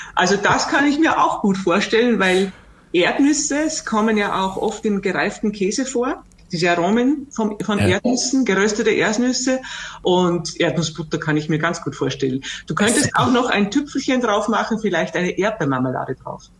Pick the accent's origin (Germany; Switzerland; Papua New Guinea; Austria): Austria; bei uns in Österreich und auch im Alpenraum